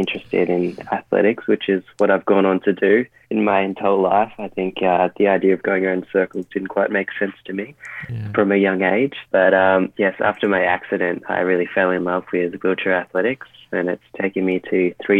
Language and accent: English; Victoria, Australia; We did quite a lot of isolation here in Australia, and especially in Victoria, my home state.